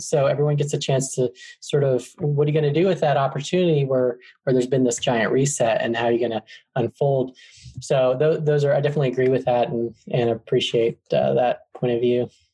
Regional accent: Arizona, United States; moved away as an adult; now in Atlanta, United States; I'm actually from Arizona in the United States, and I moved to Atlanta, Georgia, um, when I was 20

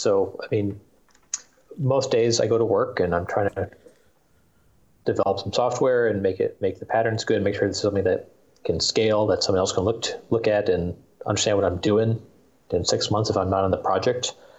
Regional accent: Minneapolis, Minnesota, United States; from Minneapolis.

